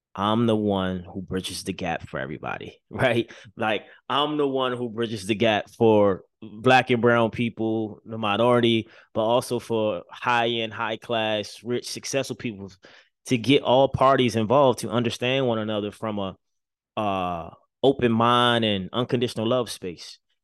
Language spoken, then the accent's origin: English; Baltimore, Maryland, United States; moved away; growing up in Baltimore City, making it out, you know, moving to the other side of the country